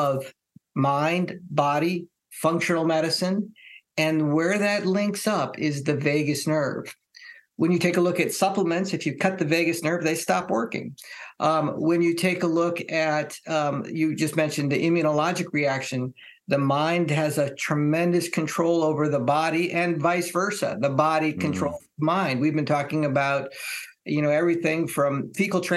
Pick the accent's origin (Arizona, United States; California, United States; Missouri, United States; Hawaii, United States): Hawaii, United States; I grew up in Hawaii